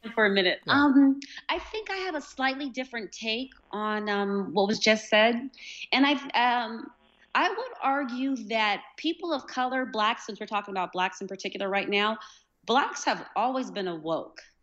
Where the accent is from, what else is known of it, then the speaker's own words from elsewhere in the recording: United States; accent: American; people know that I'm American